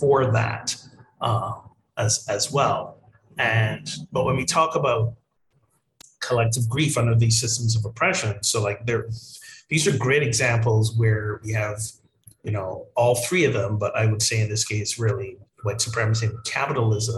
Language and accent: English; Barbados; moved away; my home country of Barbados